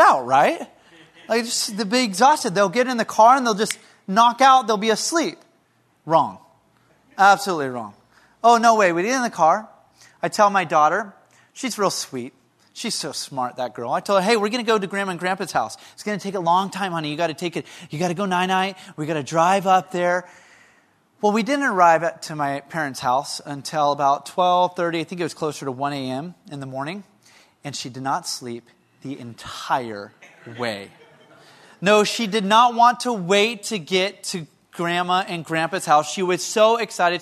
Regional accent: Lompoc, California, United States; moved away; my hometown of Lompoc

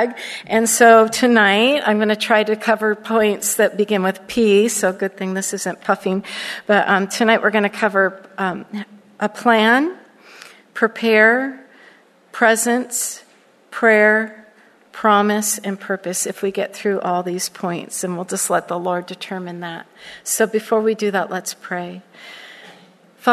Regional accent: Southern California, United States; moved away as an adult; also born or lived in Florida; I grew up in Southern California, and I'm a Cali girl through and through, and I lost my mind and moved to Florida for over 25 years

